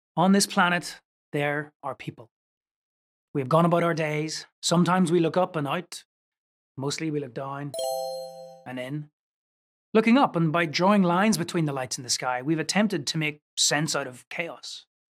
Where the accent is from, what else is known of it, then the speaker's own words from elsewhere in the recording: Northern Ireland, United Kingdom; I was growing up in Northern Ireland